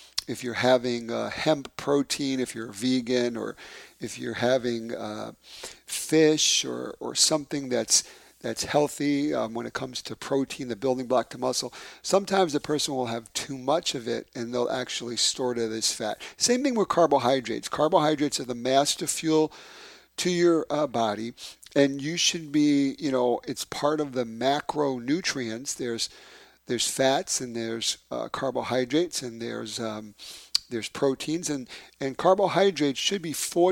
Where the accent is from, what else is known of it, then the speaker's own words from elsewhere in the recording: New York City, New York, United States; moved away; my hometown, from Bay Ridge, Brooklyn